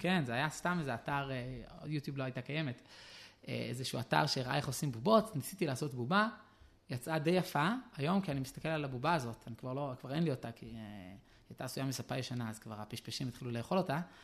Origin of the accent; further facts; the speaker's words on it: Jerusalem, Jerusalem District, Israel; אני נולדתי בירושלים, בשכונת גבעת מרדכי